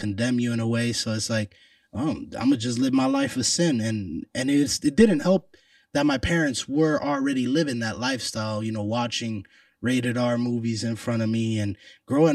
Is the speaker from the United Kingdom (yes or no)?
no; Puerto Rico; I'm Puerto Rican